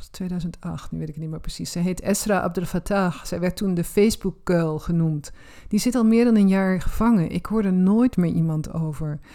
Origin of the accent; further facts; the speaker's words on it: Roermond, Limburg, Netherlands; Ik ben in Roermond opgegroeid